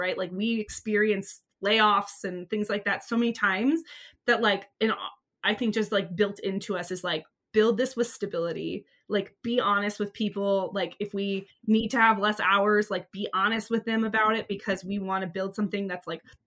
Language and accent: English; Santa Cruz, California, United States; I'm from Santa Cruz. I grew up by the ocean my whole life